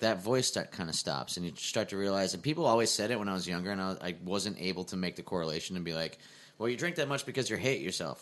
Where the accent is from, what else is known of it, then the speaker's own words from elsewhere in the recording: Scranton, Pennsylvania, United States; moved away; I grew up in Scranton, Pennsylvania.